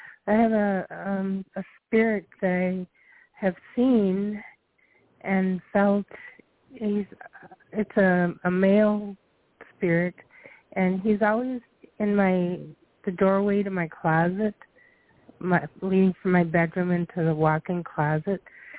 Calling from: Minnesota, United States; I'm from Minnesota.

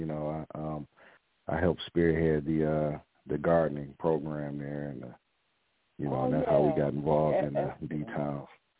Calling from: Detroit, Michigan, United States; I'm coming in from Detroit, Michigan, so it's a pleasure to be here.

